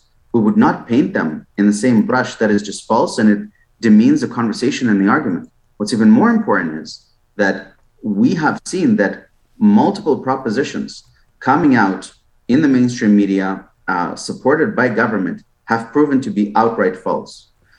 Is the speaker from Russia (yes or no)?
yes; Russia; born there; You know, my mom's family is from Ukraine, and I was born on the Russian side when it was still the Soviet Union.